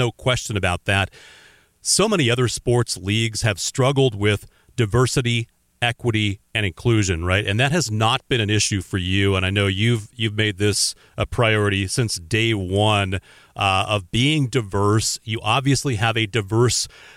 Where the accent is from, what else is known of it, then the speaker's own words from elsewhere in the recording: Oregon, United States; Growing up in Oregon, I've got that DNA in my blood